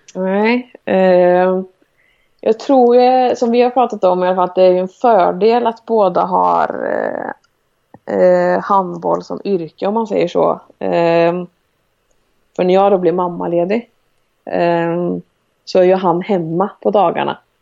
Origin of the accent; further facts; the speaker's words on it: Sweden; moved away; jag har ju tränare som jag har haft hemma i Sverige och genom landslag